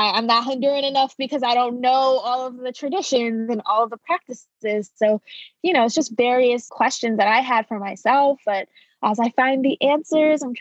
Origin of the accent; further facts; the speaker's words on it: New York City, New York, United States; also born or lived in Bronx; I was born in Brooklyn